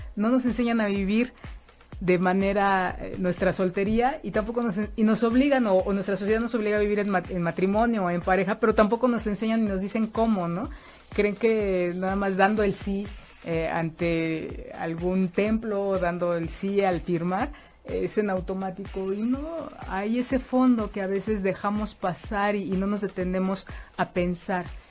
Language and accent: Spanish; Mexico; en la educación que hemos tenido como mexicanos, como mexicanas